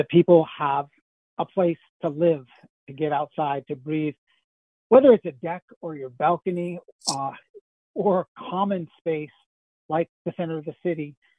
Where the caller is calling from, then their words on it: Ann Arbor, Michigan, United States; I live here in Ann Arbor. I'm calling from Ann Arbor now. And I live in the lower town area, which is wonderful for the amount of park space we have near us, in part because of the river and the way it makes multiple bends here.